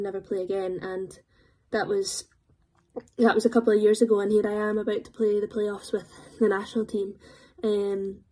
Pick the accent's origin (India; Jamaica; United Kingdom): United Kingdom; Dunblane, Scotland; I'm from Dunblane, so we're a tennis town